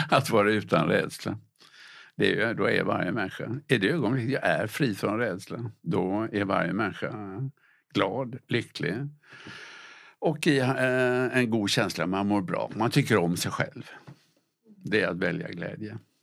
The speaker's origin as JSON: {"language": "Swedish", "town": "Gothenburg", "region": "Västra Götaland", "country": "Sweden", "tie": "born or raised there", "said": "när jag var liten pojke, där jag växte upp i Göteborg"}